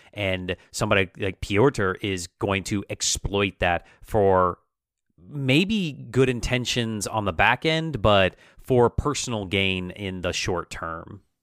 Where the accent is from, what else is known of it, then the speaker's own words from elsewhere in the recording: United States; How do we identify as American, our our national identity